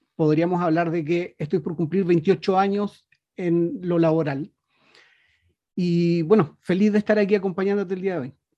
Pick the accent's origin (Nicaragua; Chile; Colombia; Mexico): Chile; also born or lived in Punta Arenas, Chile; Yo soy un chileno que vive aquí en la Patagonia, muy cerquita de la Antártica, en la ciudad de Punta Arenas.